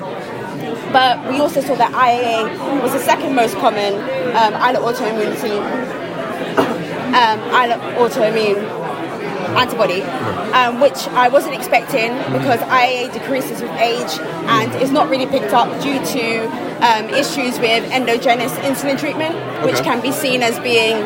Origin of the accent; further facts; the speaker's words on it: London, United Kingdom; now in Bristol, United Kingdom; I'm from London